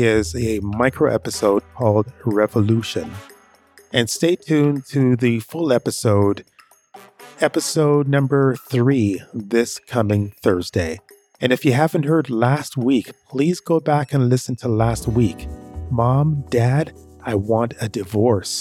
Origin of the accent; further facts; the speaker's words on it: Canada; also born or lived in Jamaica; I am proud of being Jamaican. That's where I'm from. And I'm proud of being Canadian as well, because that's where I was raised